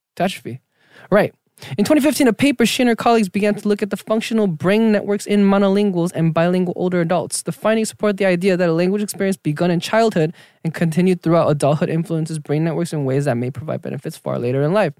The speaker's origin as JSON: {"language": "English", "region": "Southern California", "country": "United States", "tie": "born or raised there", "also_born_or_lived": "Argentina", "said": "all Korean kids in South California, Southern California, they go to church"}